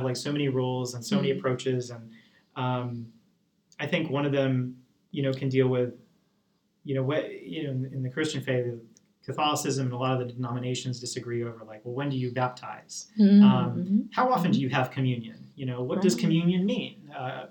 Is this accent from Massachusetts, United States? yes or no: yes; Massachusetts, United States; accent: Southern; also born or lived in Lancaster, Pennsylvania; now in Easton, United States; while I grew up in Massachusetts, you may not get much of a Boston accent. I grew up outside the city